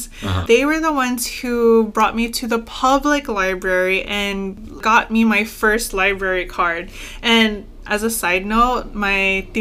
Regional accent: Guam; I was born and raised on Guam.

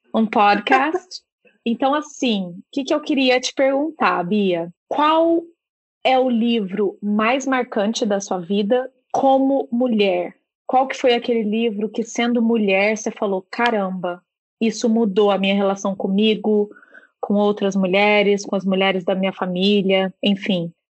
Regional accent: Minas Gerais, Brazil; moved away as an adult; also born or lived in São Paulo / Curitiba; now in Ireland; Eu, eu cresci em Minas, fui fazer faculdade no interior de São Paulo, aí depois fui trabalhar em Curitiba, fui trabalhar em São Paulo, fiz uma parada fora do Brasil por um tempo, voltei para São Paulo e agora tô, tô aqui na Irlanda.

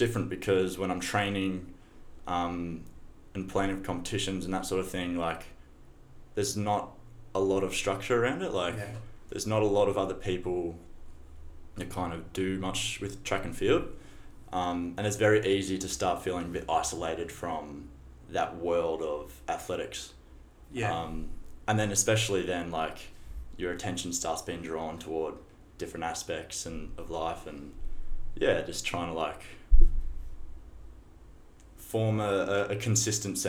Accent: Shepparton, Victoria, Australia; moved away as an adult; also born or lived in Boston; Born and raised in Shepparton

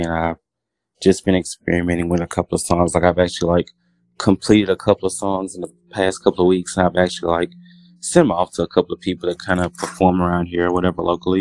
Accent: Louisiana, United States; moved away as an adult; now in Dallas, United States; I'm from Louisiana, born and raised

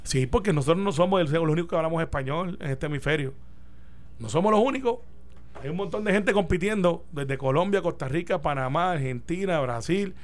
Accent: Puerto Rico; yo soy puertorriqueño, ciudadano americano

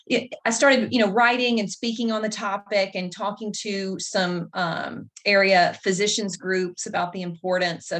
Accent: Mississippi, United States; I was born and raised in Mississippi

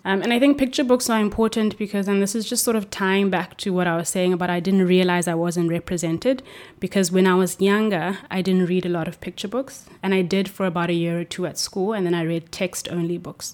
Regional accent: Cape Town, Western Cape, South Africa; moved away as an adult; now in Norway; I'm from Cape Town in South Africa.

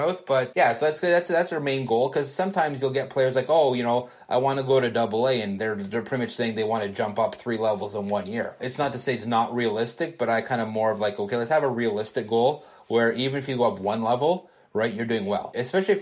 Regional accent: Canada; I'm Canadian

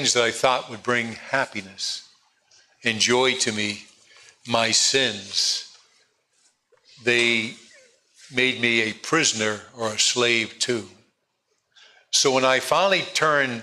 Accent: East Coast, United States; born or raised there; also born or lived in California

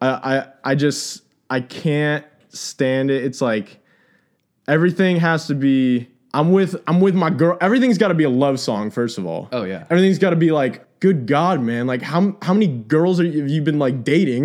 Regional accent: Texas, United States; growing up in Texas

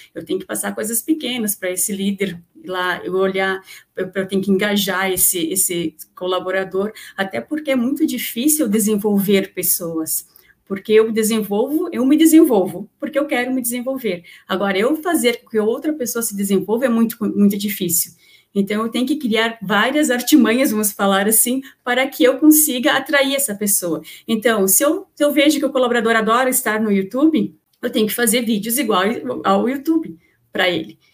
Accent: Santa Catarina, Brazil; eu sou aqui de Santa Catarina

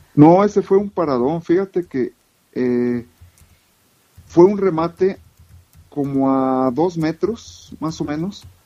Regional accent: Camargo, Chihuahua, Mexico; moved away as an adult; also born or lived in Tehuacán, Puebla / San José, California; me crié en Chihuahua. Mis padres son de, Chihuahua. Eh, nací en Tehuacán, Puebla, y muy pequeño regresé a a, Chihuahua, en Camargo, Chihuahua

